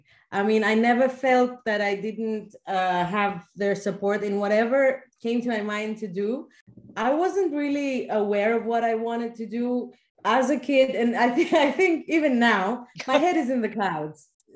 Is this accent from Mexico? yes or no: no; Athens, Attica, Greece; Athens, yes.